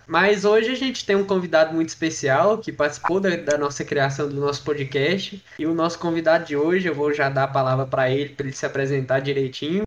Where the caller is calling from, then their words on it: Luziânia, Goiás, Brazil; eu falo de Lusiânia, Goiás